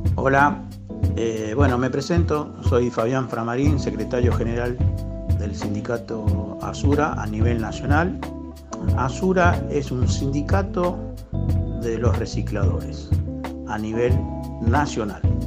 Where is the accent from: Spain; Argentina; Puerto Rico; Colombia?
Argentina; somos todos argentinos.